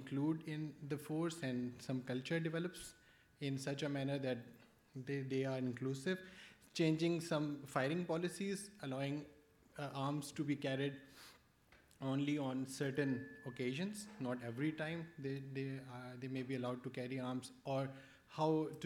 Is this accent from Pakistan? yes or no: yes; Pakistan; from Pakistan